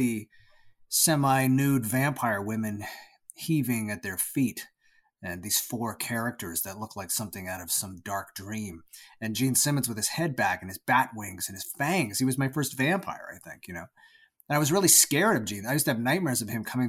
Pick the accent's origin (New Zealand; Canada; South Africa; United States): Canada; Toronto, Ontario; I was born in Toronto, Canada, and I lived most of my life there until I moved just outside of Toronto, but I've always pretty much lived within that area, what they call the GTA, the Greater Toronto Area.